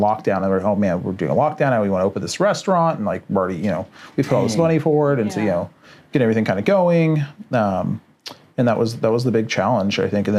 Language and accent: English; Fresno, California, United States; we're both born and raised here in Fresno